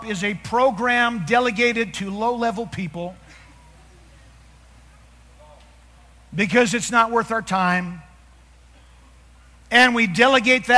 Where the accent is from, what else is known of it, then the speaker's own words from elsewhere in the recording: New Jersey, United States; We're both from New Jersey